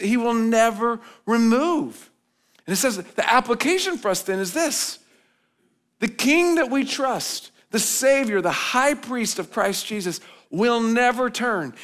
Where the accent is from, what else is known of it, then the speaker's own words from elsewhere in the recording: United States; as American citizens